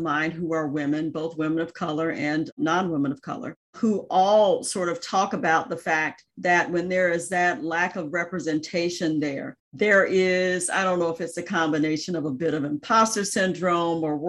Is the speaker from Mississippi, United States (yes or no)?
yes; Jackson, Mississippi, United States; moved away; I grew up in Jackson, Mississippi, and was the daughter of a civil rights attorney and a school teacher.